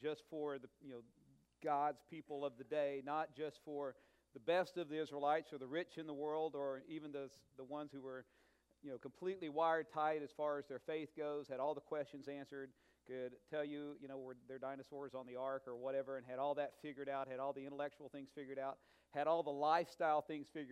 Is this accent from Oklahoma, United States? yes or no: yes; Oklahoma, United States; I'm from Oklahoma, just common, everyday, no money in the family, really.